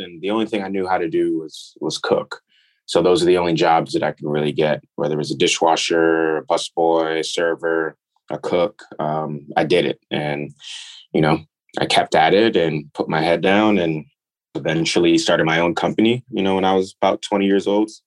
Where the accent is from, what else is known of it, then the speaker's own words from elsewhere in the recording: New York, United States; also born or lived in Nigeria; I grew up in New York